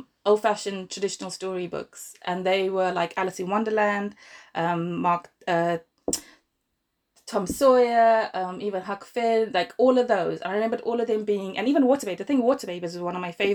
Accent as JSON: {"language": "English", "country": "Zimbabwe", "tie": "born or raised there", "moved": "as an adult", "lives_now": "Milton Keynes, United Kingdom", "said": "I'm from Zimbabwe originally, born and grew up there."}